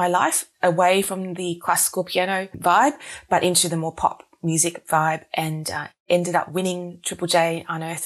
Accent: Wellington, New Zealand; moved away as an adult; also born or lived in Singapore / Melbourne, Australia; now in Australia; I was born in New Zealand, then moved to Singapore, then back to New Zealand.

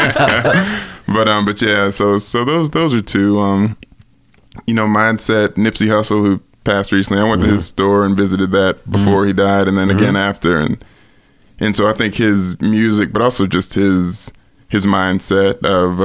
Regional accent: Nashville, Tennessee, United States; I grew up in Nashville

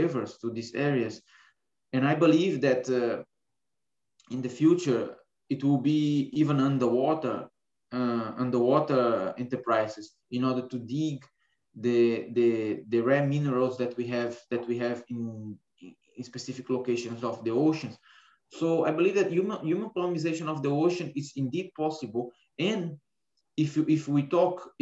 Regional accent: Brazil; moved away as an adult; also born or lived in Lisbon, Portugal; I was born in Brazil, I was born in an island. And even though if you are there, you don't have the feeling that you are in an island, because today this island is connected with three bridges to the mainland. I can say that I was born in an island, and I always live very near the ocean

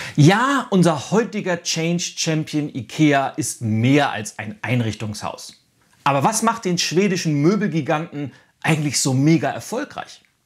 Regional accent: Northern Germany, Germany; bei uns in Norddeutschland

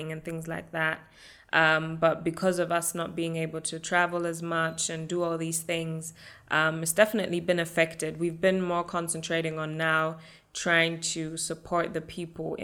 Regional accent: Germany; born and raised in Germany

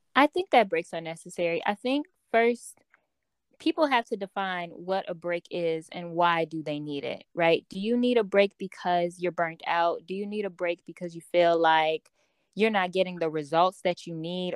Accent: Chicago, Illinois, United States; I am from Chicago, Illinois.

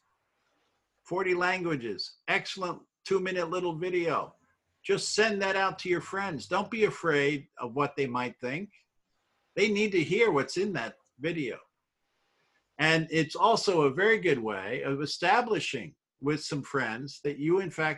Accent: New York, United States; I grew up in New York

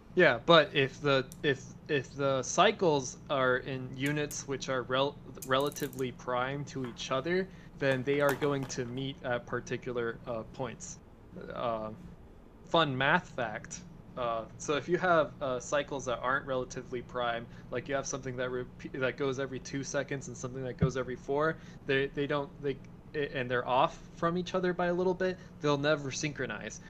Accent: Argentina; now in United States; I'm an Argentine American. I count. I have my family in Argentina.

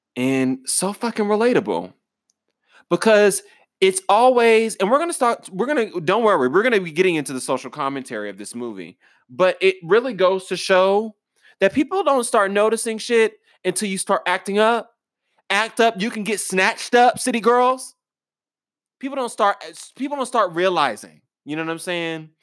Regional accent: United States; I'm an American

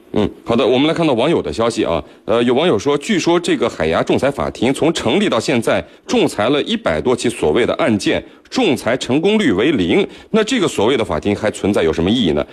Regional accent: China; 我们中国人

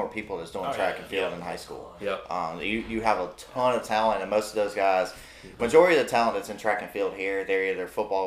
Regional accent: Wilmington, North Carolina, United States; Growing up in Wilmington

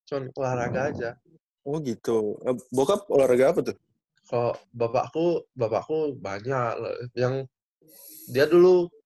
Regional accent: Bali, Indonesia; Kan dari kecil di Bali ada sekolah Prancis

